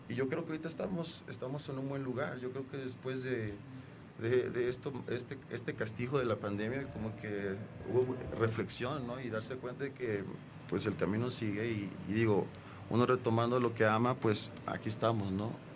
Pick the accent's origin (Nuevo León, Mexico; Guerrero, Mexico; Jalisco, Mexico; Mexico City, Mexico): Guerrero, Mexico; Acapulco; moved away; also born or lived in United States; recuerdo de niño en Acapulco